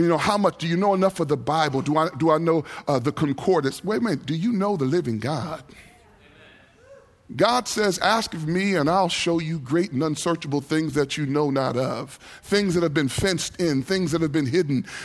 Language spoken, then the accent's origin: English; New York City, New York, United States; I grew up in New York City